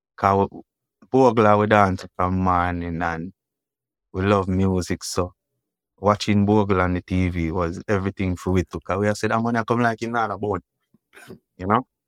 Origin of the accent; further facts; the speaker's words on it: Kingston, Jamaica; Grew up Ken Cut